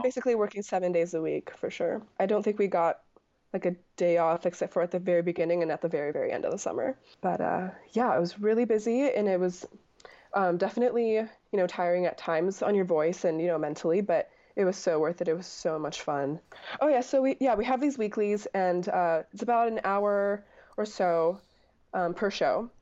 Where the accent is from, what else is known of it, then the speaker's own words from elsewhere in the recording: Anchorage, Alaska, United States; I was from Anchorage, Alaska